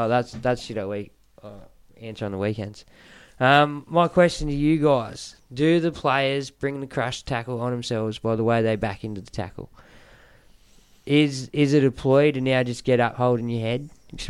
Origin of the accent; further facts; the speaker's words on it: Newcastle, New South Wales, Australia; I am from Newcastle